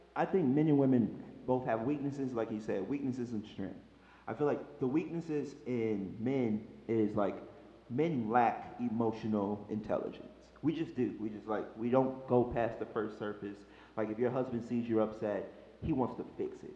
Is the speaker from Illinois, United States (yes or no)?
yes; Chicago, Illinois, United States; moved away as an adult; I'm a boy from Chicago, Illinois